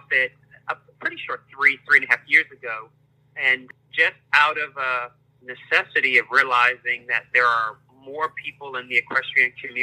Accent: Prince George's County, Maryland, United States; moved away as an adult; also born or lived in North Carolina; now in Los Angeles, United States; I am originally from Maryland, Prince George's County, Maryland, just outside of Washington, D.C. That's where I grew up

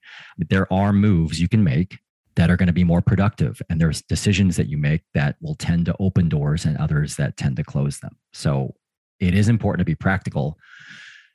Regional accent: Springfield, Missouri, United States; moved away; I spent most of my childhood in a town called Springfield, Missouri, which is in the Midwest of the United States

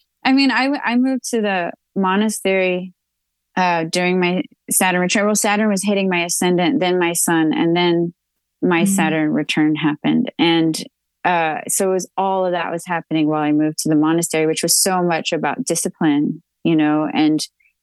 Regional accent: Texas, United States; I'm a Texan

